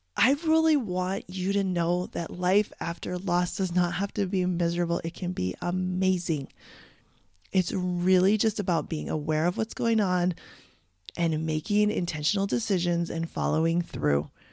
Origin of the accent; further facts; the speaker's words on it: Canada; I'm from Canada